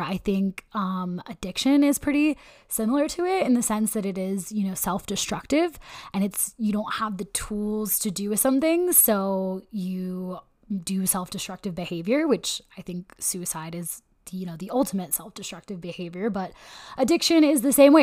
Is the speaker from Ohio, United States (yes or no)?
no; Elk Grove, California, United States; I grew up in Northern California, um, actually Elk Grove, California